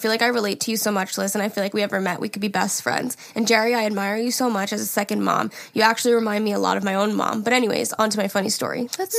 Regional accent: Medicine Hat, Alberta, Canada; Hey, listen, Jari … I'm from Medicine Hat, Alberta.

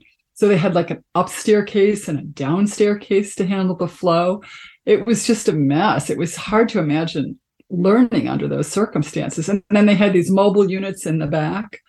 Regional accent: Chicago, Illinois, United States; I grew up in Chicago, the south side of Chicago

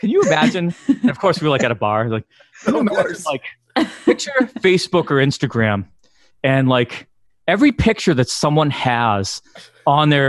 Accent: Massachusetts, United States; I was from Massachusetts

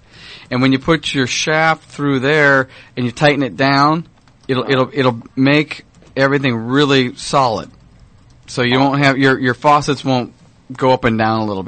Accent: Orange County, California, United States; I grew up in Orange County.

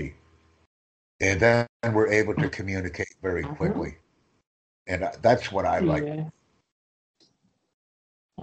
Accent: United States; I'm from the United States

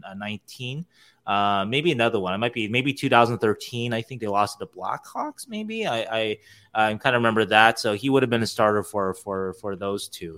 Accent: Temple City, California, United States; also born or lived in Arcadia, California; I'm from Temple City, which is the city right next to, I went to Arcadia High School

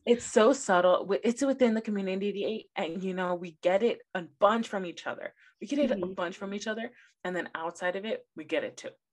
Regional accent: Los Angeles, California, United States; first language Spanish; English is a second language; I grew up in South Central Los Angeles

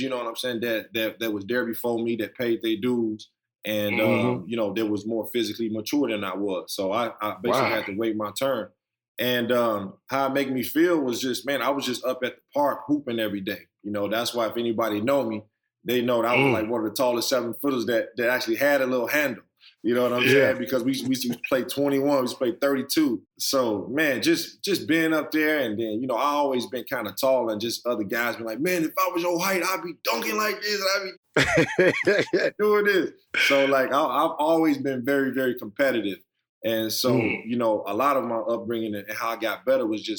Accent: Chicago, Illinois, United States; also born or lived in Maywood, Illinois; We grew up in K-Town. Later on, around 6th or 7th grade, we moved out to Maywood

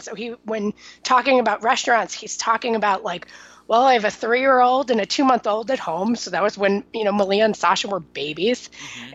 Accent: Chicago, Illinois, United States; now in New York, United States; I'm from Chicago. I say pop

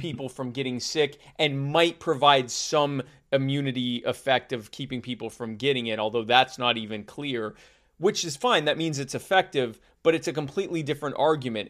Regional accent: United States; being American and having been other places

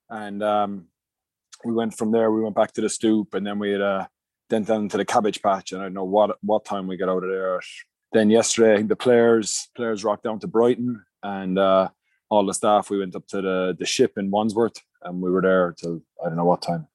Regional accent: Munster, Ireland; moved away; I grew up in Munster

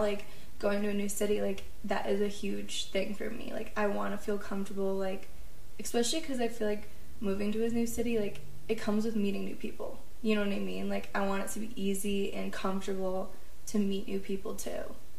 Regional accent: Midwest, United States; moved away as an adult; now in Colorado, United States; I grew up in the Midwest and I am a Midwesterner

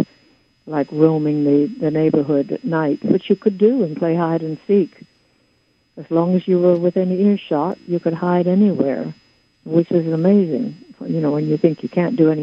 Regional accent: Chevy Chase, Maryland, United States; I grew up in and around Washington, D.C.

